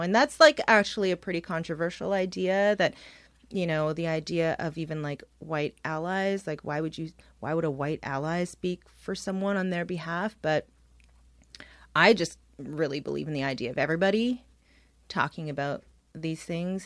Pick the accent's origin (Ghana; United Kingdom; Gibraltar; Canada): Canada; Toronto, Ontario; And I'm from here. I was born, uh, just down the street in downtown Toronto, and I grew up in Scarborough